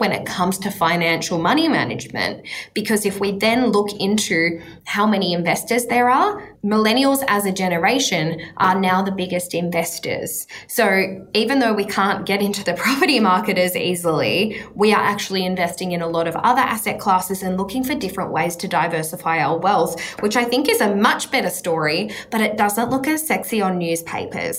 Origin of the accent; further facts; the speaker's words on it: Australia; as an Australian